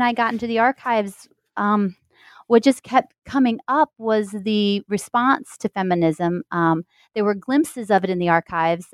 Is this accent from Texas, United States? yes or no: no; Missouri, United States; moved away; also born or lived in Indiana; I am a Midwesterner. I'm from Missouri